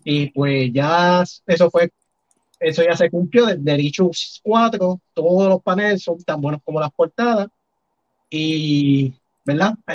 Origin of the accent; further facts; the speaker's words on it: San Juan, Puerto Rico; Yo soy de San Juan.